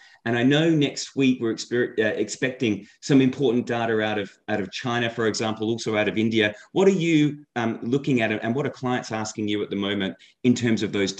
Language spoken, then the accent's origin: English; Australia; moved away; I'm Australian as well